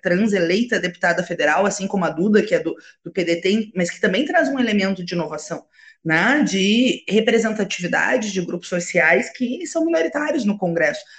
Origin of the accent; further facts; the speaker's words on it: Alegrete, Rio Grande do Sul, Brazil; Na minha terra, Alegrete, que é na fronteira oeste